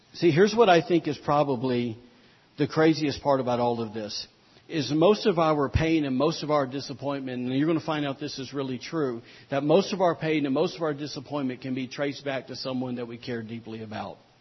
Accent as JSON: {"language": "English", "country": "United States", "said": "we as the American people"}